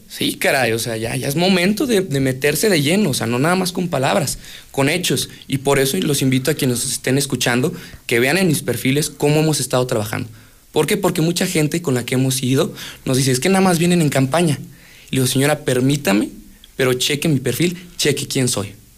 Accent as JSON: {"language": "Spanish", "region": "Aguascalientes", "country": "Mexico", "tie": "born or raised there", "said": "Yo nací en Aguascalientes y nací en el Distrito 6"}